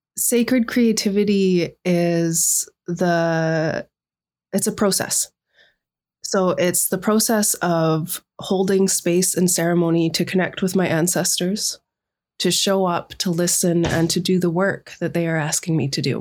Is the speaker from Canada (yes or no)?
yes; Sunshine Coast, British Columbia, Canada; now in Vancouver Island, Canada; I am from the Inhlagakmak Nation Grizzly Bear Clan, raised with the Shishak Nation on the Sunshine Coast.